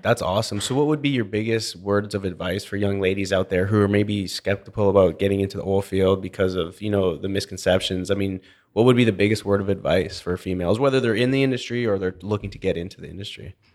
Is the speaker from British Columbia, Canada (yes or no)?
yes; British Columbia, Canada; also born or lived in Alberta; now in Houston, United States; growing up in British Columbia